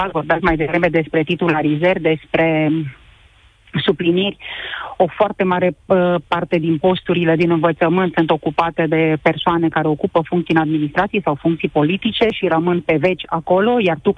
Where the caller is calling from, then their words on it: Brașov, Brașov County, Romania; Uh, eu sunt din Brașov, sunt mama a trei copilași.